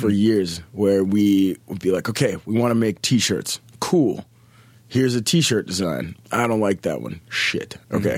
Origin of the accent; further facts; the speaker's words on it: Minneapolis, Minnesota, United States; I'm born and raised in Minneapolis, Minnesota